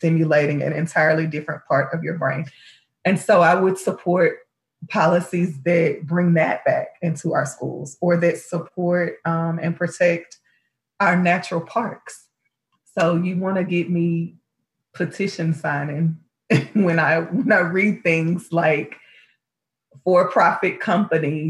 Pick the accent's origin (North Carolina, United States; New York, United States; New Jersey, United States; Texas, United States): Texas, United States; Houston; I'm from Houston